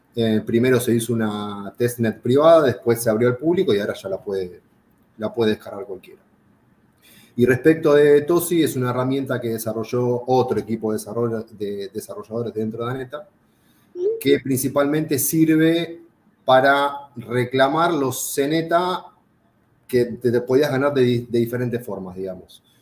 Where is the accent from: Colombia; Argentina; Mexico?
Argentina; yo era, soy argentino